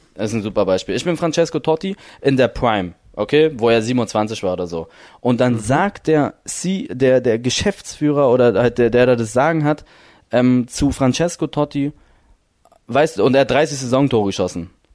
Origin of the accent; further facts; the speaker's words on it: Berlin, Germany; ich bin in Berlin geboren